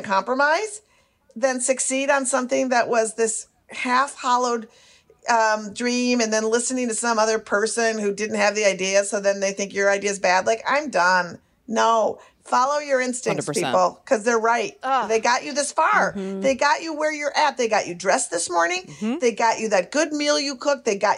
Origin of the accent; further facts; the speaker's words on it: Minneapolis, Minnesota, United States; moved away; also born or lived in Brooklyn; I'm from Minneapolis.